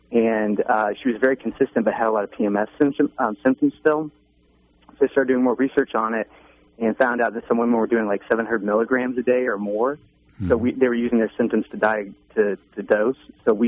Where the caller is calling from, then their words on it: Atlanta, Georgia, United States; I'm calling from Atlanta.